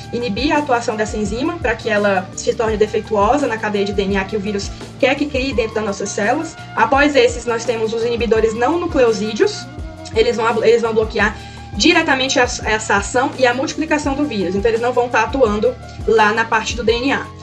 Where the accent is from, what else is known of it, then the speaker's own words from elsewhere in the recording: Northeast Region, Brazil; Eu que venho do Nordeste